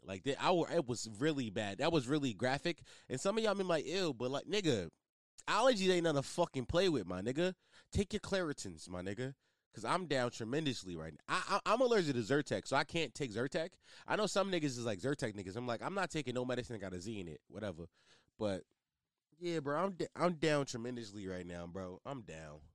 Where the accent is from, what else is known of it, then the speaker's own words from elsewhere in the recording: Philadelphia, Pennsylvania, United States; especially in my city, I'm from Philly.